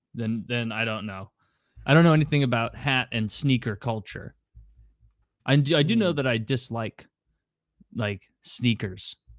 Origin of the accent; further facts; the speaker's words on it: Missouri, United States; I'm from Missouri